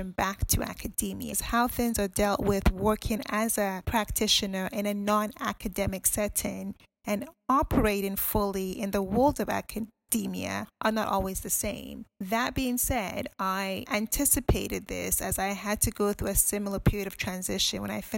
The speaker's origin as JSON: {"language": "English", "country": "Ghana", "moved": "yes", "lives_now": "United Kingdom", "said": "I'm from Ghana, and I'm currently based here"}